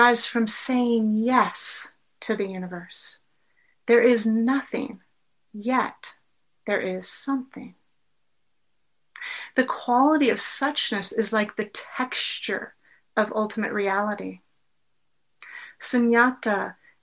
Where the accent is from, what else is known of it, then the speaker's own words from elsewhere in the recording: United States; growing up as an American woman